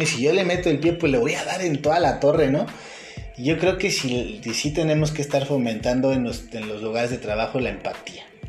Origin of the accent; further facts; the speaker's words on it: Mexico; a mí como mexicano